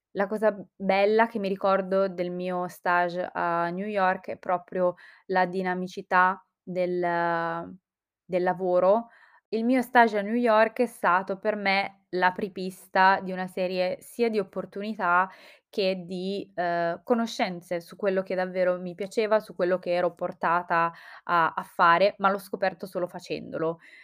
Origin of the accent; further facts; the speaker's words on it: Calabria, Italy; moved away as an adult; also born or lived in Milan; io sono calabrese e ho fatto il liceo e tutte le scuole giù in Calabria. Dopodiché mi sono trasferita a Milano